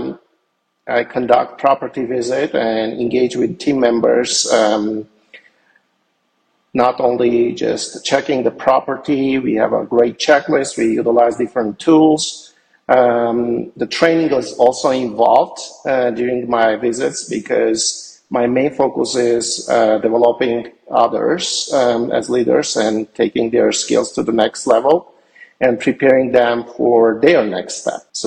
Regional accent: Yerevan, Armenia; moved away as an adult; now in United States; Yerevan, Armenia, where I was born and grew up and received my education

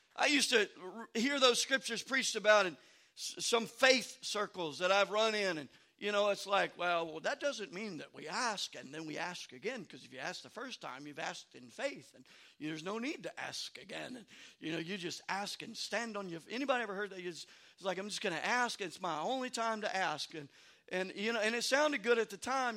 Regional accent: Louisiana, United States; moved away; also born or lived in Maryland; I grew up in Louisiana

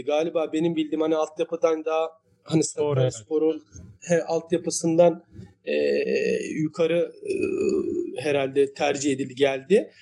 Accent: Istanbul, Turkey; bur doğma büyüme buralıyım. Yani e, küçük yaşlarda e, ailemiz buraya yerleşmişler. Ee, e, bütün gençliğim, çocukluğum, gençliğim burada geçti.

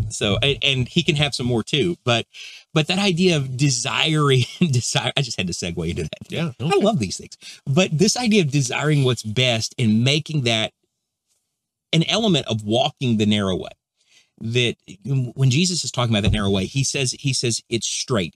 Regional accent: Texas, United States; where I'm from Texas

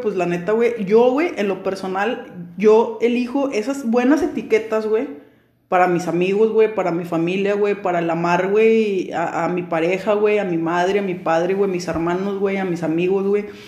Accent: Mexico

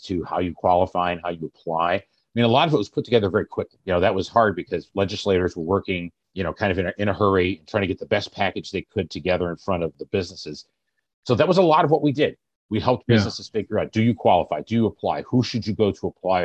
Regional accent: Germantown, Illinois, United States; moved away as an adult; also born or lived in West Coast; now in Evanston, United States; I actually grew up in downstate Illinois, a little town called Germantown, Illinois

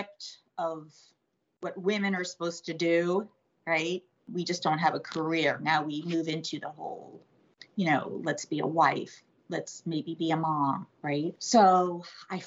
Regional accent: West Palm Beach, Florida, United States; also born or lived in New Jersey; I grew up in Florida. My family moved here when I was 2 years old

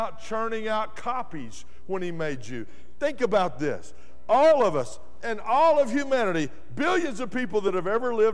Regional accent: West Texas, United States; also born or lived in Dallas; I grew up in West Texas where you have to irrigate everything.

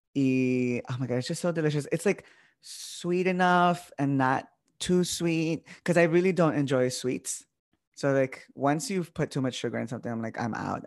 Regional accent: Chicago, Illinois, United States; first language Spanish; English is a second language; I grew up in Little Village.

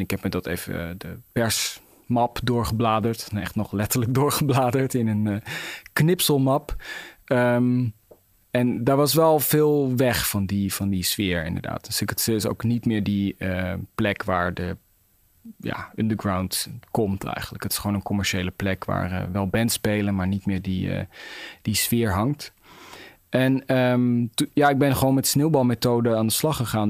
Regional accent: Netherlands; ik ben Nederlander

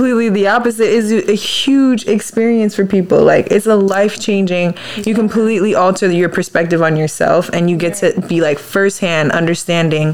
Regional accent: United States; I'm American born.

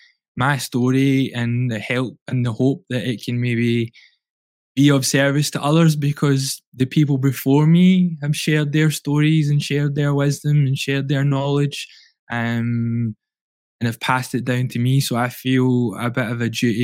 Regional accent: Glasgow, Scotland, United Kingdom; I grew up in the East End of Glasgow

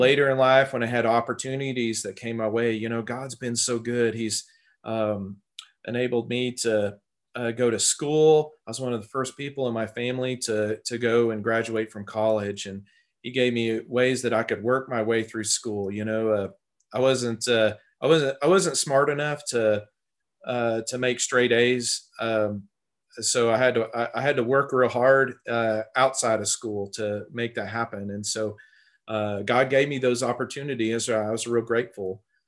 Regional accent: Tulsa, Oklahoma, United States; also born or lived in Texas; I grew up in the Tulsa area, uh, and I've lived here most of my life.

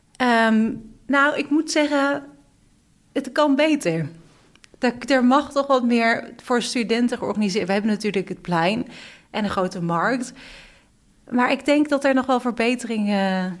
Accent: Beuningen, Gelderland, Netherlands; now in The Hague, Netherlands; ik kom uit Beuningen. En toen ik, dat is een plekje naast Nijmegen, en toen ik hier naartoe ging

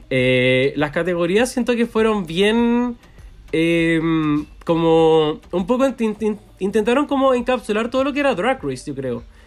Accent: Chile; soy chileno

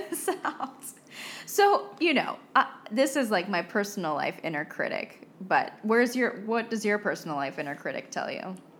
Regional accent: United States; moved away; I am American too

